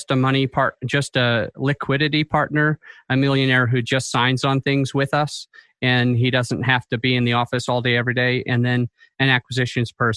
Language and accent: English; Utah, United States; I'm from Utah